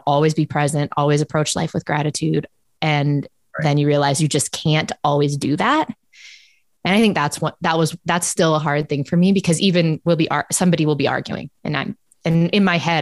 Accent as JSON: {"language": "English", "country": "United States", "also_born_or_lived": "South Dakota / Boston / Minnesota", "moved": "as an adult", "lives_now": "Canada", "said": "I'm American."}